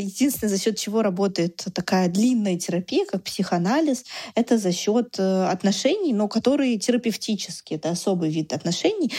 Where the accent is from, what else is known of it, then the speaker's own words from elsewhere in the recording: Russia; мы были оба из России